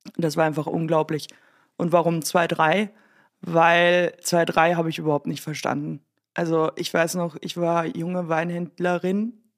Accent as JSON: {"language": "German", "country": "Germany", "moved": "yes", "lives_now": "Austria", "said": "ich mich als Deutsche"}